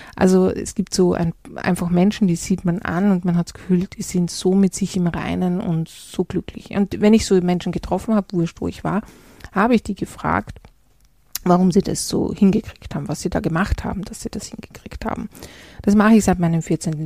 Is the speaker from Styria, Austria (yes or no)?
no; Salzburg, Austria; ich bin in der Stadt Salzburg groß geworden